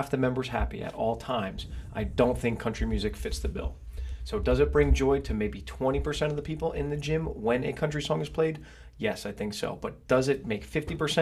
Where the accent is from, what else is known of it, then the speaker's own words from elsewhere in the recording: Brick, New Jersey, United States; I grew up in Brick, about 7 minutes from Point Pleasant Boardwalk.